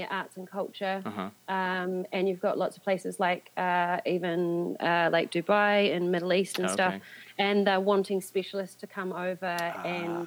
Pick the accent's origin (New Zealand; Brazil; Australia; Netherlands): New Zealand; moved away as an adult; now in London, United Kingdom